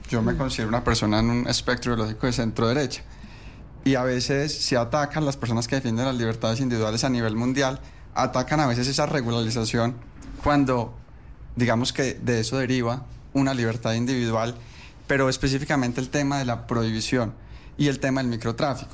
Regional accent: Colombia; nosotros como colombianos

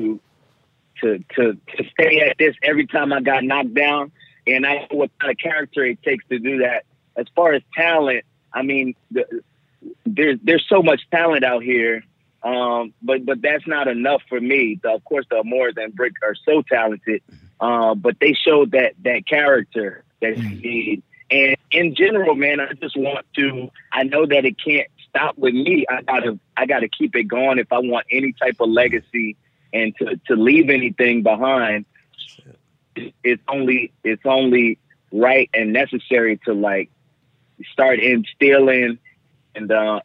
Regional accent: New Orleans, Louisiana, United States; my hometown

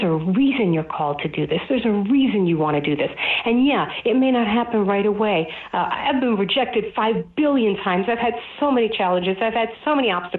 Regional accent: New York City, New York, United States; I grew up in Brooklyn, New York, and my family's Orthodox Jewish

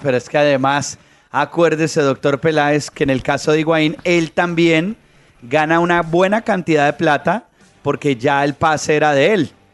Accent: Colombia; uno como colombiano

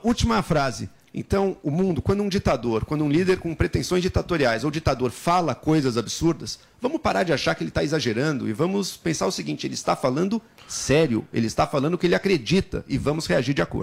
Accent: Brazil; nossa, enquanto brasileiros

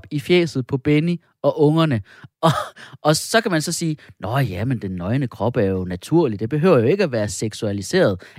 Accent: Skanderborg, Central Denmark Region, Denmark; Jeg er jo fra, jeg er fra Skanderborg.

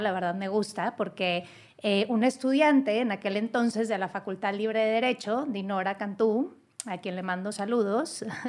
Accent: Monterrey, Nuevo León, Mexico; en Nuevo León, mi tierra, en la Sultana del Norte

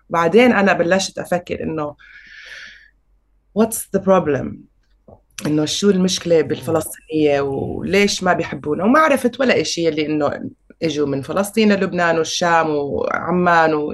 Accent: Syria; also born or lived in Senegal; الشام مش حلوه وسوريا مش حلوه بتجنن انا انولدت وعشت وبحبها واهلي يعني هربوا على الشام بس انا دمي فلسطيني

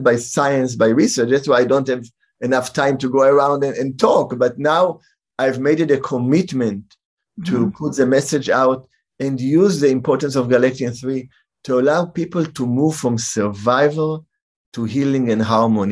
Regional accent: Israel; moved away; also born or lived in San Francisco; I grew up in Israel

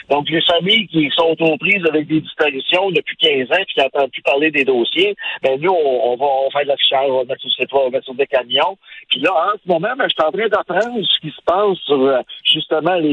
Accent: Sherbrooke, Quebec, Canada; Moi, je viens de Sherbrooke

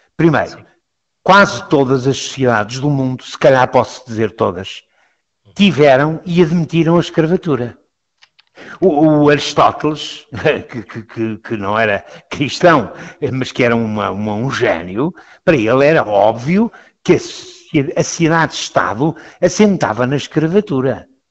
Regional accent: Lisbon, Portugal; eu sou jesuíta, eu sou lisboeta

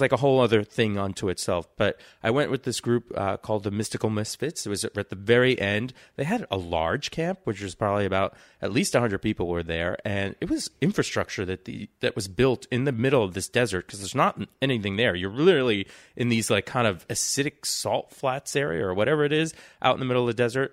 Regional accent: New York City, New York, United States; I grew up in New York City, the first place, uh, but in Queens. So I'm from Flush and Queens

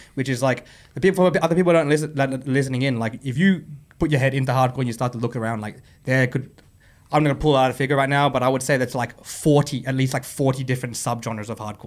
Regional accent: Sydney, New South Wales, Australia; we grew up in Sydney

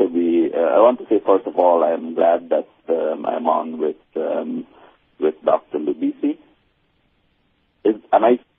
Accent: Guyana; I mean, I grew up in Guyana as a youth, and I was involved in the anti-apartheid struggle

